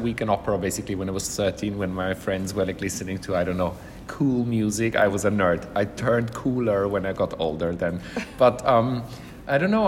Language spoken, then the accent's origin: English; Vienna, Austria; moved away as an adult; also born or lived in London, United Kingdom; now in Milan, Italy; growing up in Vienna